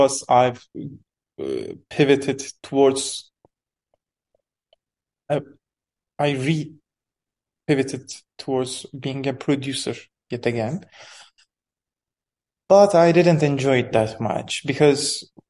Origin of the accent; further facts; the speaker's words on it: Istanbul, Turkey; also born or lived in Erzincan; I was born in Istanbul to a family of filmmakers